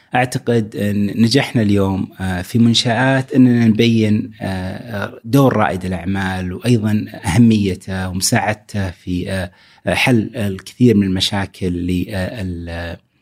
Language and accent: Arabic; Saudi Arabia; عندنا في السعودية